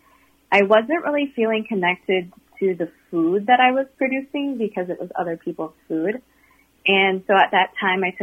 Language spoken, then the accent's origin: English; Eau Claire, Wisconsin, United States; I grew up in Eau Claire, Wisconsin